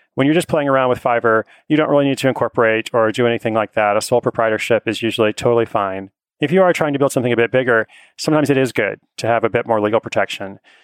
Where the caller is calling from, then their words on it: Seattle, Washington, United States; I'm calling from Seattle, Washington.